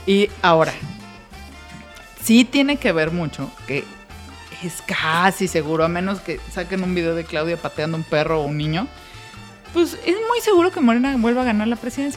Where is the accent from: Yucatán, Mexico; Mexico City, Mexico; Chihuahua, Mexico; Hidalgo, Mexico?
Mexico City, Mexico; usted es del DF yo soy del DF. Y nos sentimos mexicanos del DF.